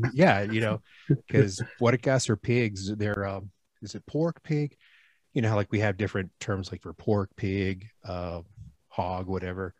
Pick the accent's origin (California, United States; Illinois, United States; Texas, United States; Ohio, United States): Texas, United States; Houston; moved away as an adult; also born or lived in East Coast / Gulf Coast; now in Reno, United States; I'm in Reno right now. I'm from Houston